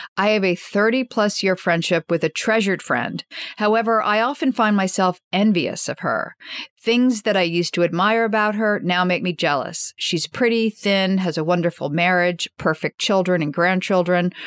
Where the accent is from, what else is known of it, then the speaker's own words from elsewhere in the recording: Washington, District of Columbia, United States; I grew up in Washington, D.C., and my parents were political journalists during Watergate